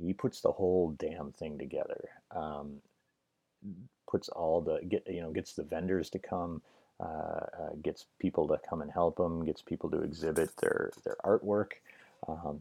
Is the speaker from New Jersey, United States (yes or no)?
no; Merrill, Wisconsin, United States; moved away; I'm from Merrill. I grew up in Merrill